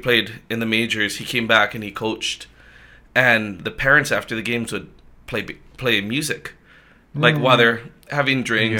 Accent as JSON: {"language": "English", "town": "Aiea", "region": "Hawaii", "country": "United States", "tie": "born or raised there", "said": "So I grew up in Aiea"}